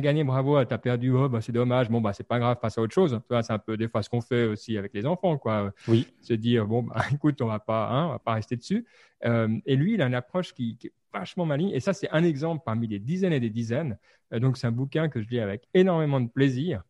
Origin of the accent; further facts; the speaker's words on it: Lausanne region, Vaud, Switzerland; Suisse, la région de Lausanne.